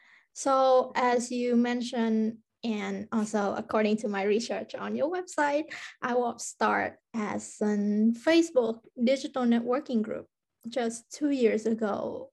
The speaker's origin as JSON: {"language": "English", "country": "Vietnam", "moved": "yes", "lives_now": "Finland", "said": "I'm from Vietnam."}